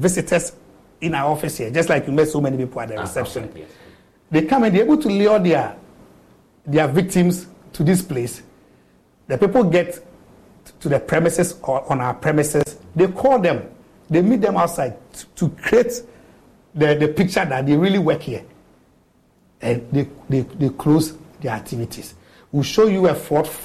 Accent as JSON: {"language": "English", "region": "Eastern Region", "country": "Ghana", "said": "I'm from the Eastern region. I'm from Chebbi"}